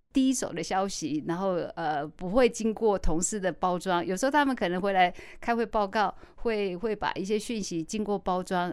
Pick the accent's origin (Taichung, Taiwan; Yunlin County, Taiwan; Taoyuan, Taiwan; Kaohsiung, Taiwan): Taichung, Taiwan; 因为一路我在台中长大